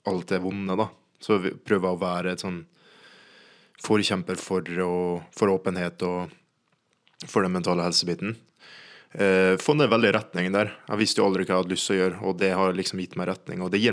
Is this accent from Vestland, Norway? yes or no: no; Kristiansand, Agder, Norway; men så er jeg alltid med fra Kristiansand.